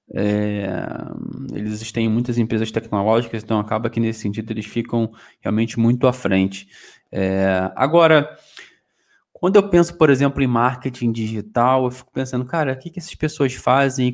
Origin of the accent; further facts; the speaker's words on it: Rio de Janeiro, Brazil; moved away as an adult; now in Portugal; Sou lá do Rio de Janeiro, sou da Rural. E é, vim para Portugal há dois anos atrás